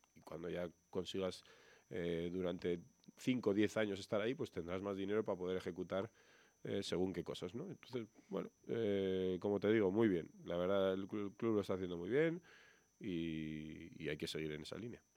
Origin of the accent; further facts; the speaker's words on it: Burgos, Castile and León, Spain; moved away; yo he estado años y años aquí